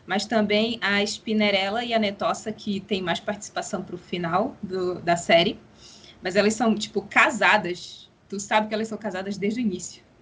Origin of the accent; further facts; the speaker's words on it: Belém, Pará, Brazil; Eu tenho 26 anos, eu sou de Belém do Pará. Eu sou escritora e ilustradora freelancer. Eu me considero parda, sou bissexual e me descobri esse ano do espectro assexual.